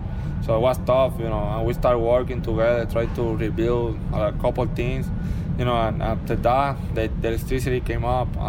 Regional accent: Puerto Rico; born or raised there; moved away as an adult

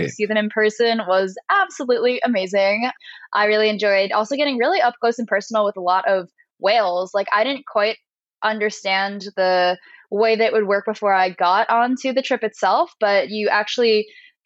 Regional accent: New Jersey, United States; moved away; also born or lived in New York; I'm from New Jersey

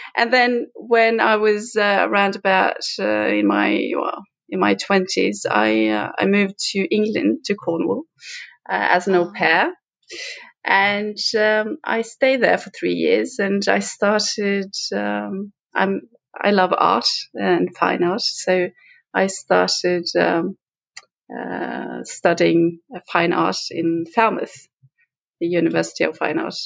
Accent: Western Norway, Norway; we come from a tiny island in the midwest coast of Norway that is surrounded with oceans

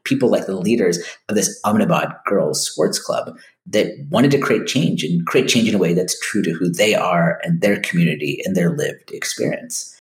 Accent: United States; a kid growing up in the United States

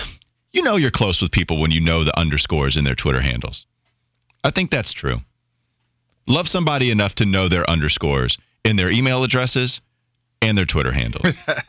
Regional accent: Catawba County, North Carolina, United States; I grew up in Catawba County.

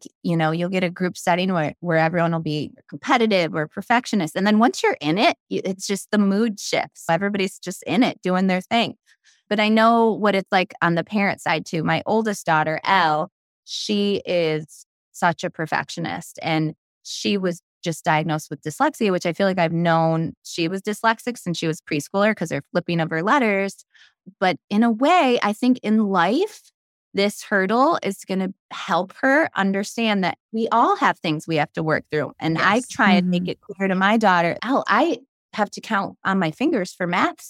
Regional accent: Brockport, New York, United States; I grew up in a small town in Western New York, about 25 minutes away from Rochester, Brockport, New York.

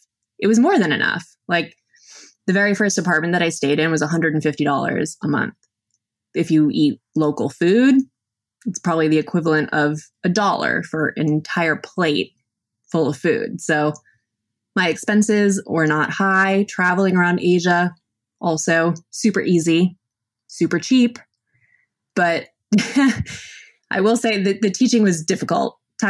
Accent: Massachusetts, United States; We're both from Massachusetts, and we met for the first time in Bangkok.

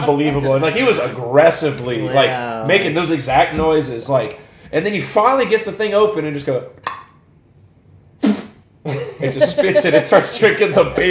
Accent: Louisiana, United States; we're from Louisiana

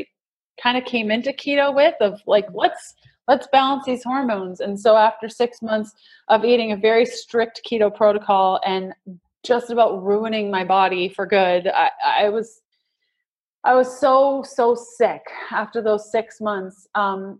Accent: Canada; We're Canadian

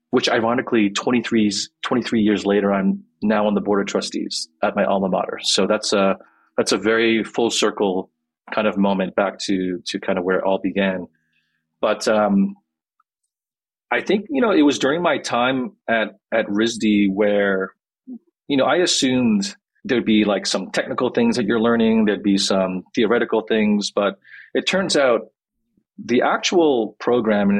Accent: Quebec, Canada; I'm from Quebec in Canada. So I'm like a French Canadian Korean.

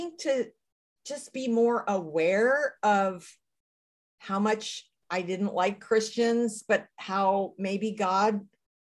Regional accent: United States; I'm American

